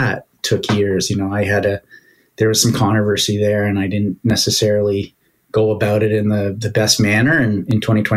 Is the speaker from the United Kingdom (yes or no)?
no; Canada; I'm Canadian